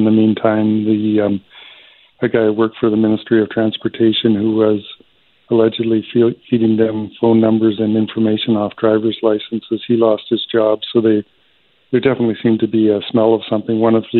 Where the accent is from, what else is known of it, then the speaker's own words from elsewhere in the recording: Lytton, British Columbia, Canada; now in Toronto, Canada; I grew up in Lytton, BC, a tiny little place in, you know, that burned down.